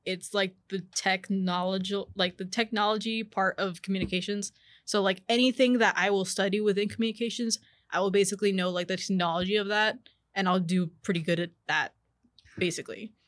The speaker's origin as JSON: {"language": "English", "town": "McAllen", "region": "Texas", "country": "United States", "tie": "born or raised there", "also_born_or_lived": "Edinburg, Texas / Mercedes, Texas", "said": "I was raised in McAllen, I went to high school in Mercedes"}